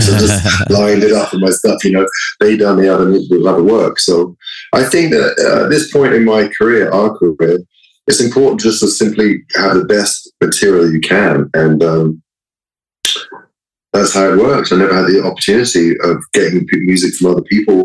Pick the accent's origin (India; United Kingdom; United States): United Kingdom; London; moved away; growing up in London in a sort of a more progressive mindset